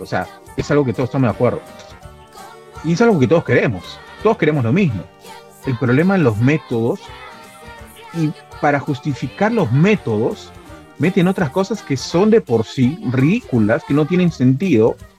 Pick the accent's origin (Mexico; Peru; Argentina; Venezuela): Peru